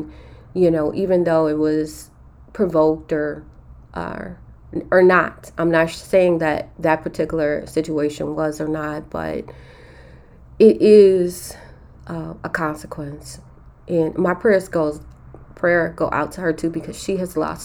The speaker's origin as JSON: {"language": "English", "town": "Chicago", "region": "Illinois", "country": "United States", "tie": "born or raised there", "said": "We grew up in Chicago in the inner city in an area called K-Town"}